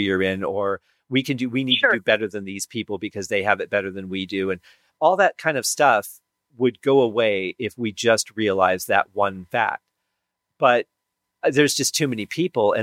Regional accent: Michigan, United States; growing up in Michigan

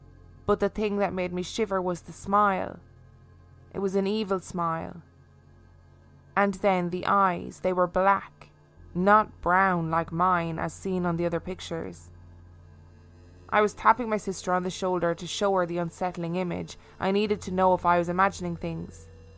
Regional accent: Memphis, Tennessee, United States; I grew up in Memphis, Tennessee in the US.

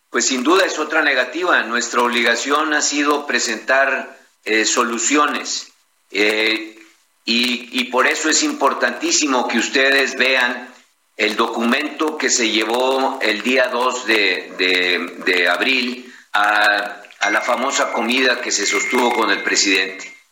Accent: Mexico; como mexicanos

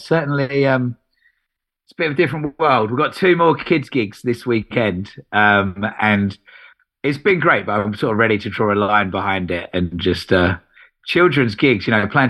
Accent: Essex, East of England, United Kingdom; moved away as an adult; also born or lived in Epping; now in London, United Kingdom; I'm from Essex

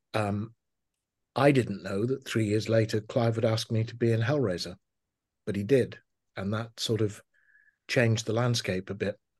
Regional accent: Liverpool, North West England, United Kingdom; I was, uh, born and raised in Liverpool

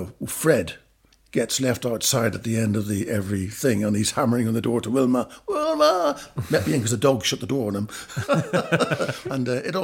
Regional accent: Northern Ireland, United Kingdom; I grew up in Northern Ireland, where the Titanic was actually built.

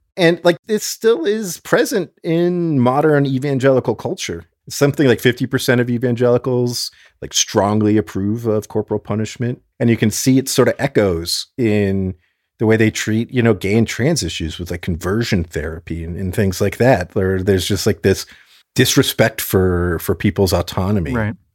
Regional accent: South Florida, United States; I'm from South Florida, as is my dad

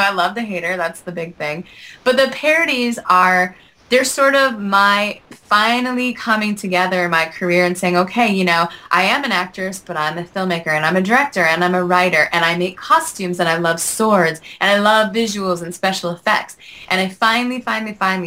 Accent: Salamanca, New York, United States; I grew up in Western New York in a very, very, very small town called Salamanca

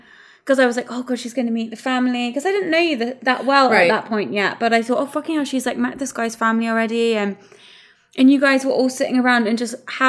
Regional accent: England, United Kingdom; accent: posh; I was raised in the South, and I went to just like private schools where everyone had a posh accent.

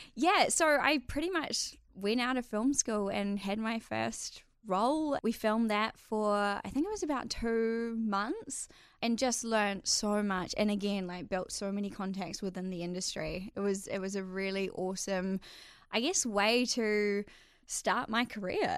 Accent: Whangamata, Waikato, New Zealand; moved away as an adult; I actually grew up in a little coastal town on the Coromandel called Whangamata.

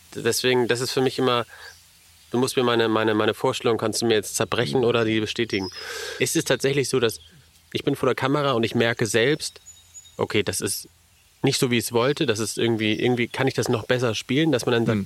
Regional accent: Elmshorn, Schleswig-Holstein, Germany; ich komme ursprünglich aus Elmshorn

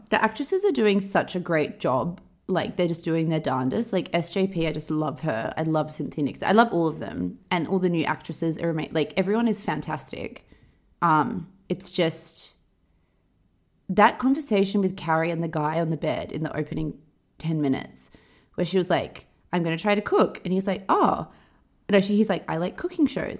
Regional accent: Perth, Western Australia, Australia; moved away; when I think about growing up in Perth, we we would go to the beach after school

